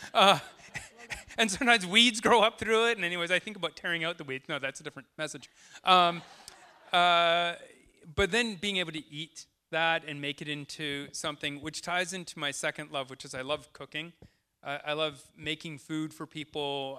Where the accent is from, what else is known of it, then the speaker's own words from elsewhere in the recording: Tsawwassen, British Columbia, Canada; now in Deep Cove, Canada; I grew up in Towson.